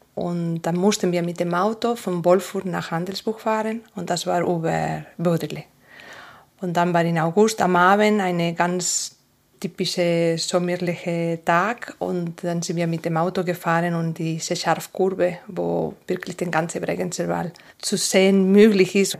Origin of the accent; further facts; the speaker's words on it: Asturias, Spain; first language Spanish; German is a second language; now in Andelsbuch, Austria; Ich komme aus Asturias und das ist ganz Norden, zwischen Galicia und Baskenland ungefähr